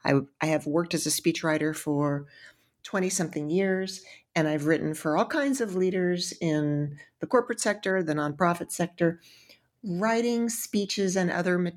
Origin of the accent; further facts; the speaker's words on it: Texas, United States; I'm from Texas, and the cities in Texas are quite nice, but they're quite modern.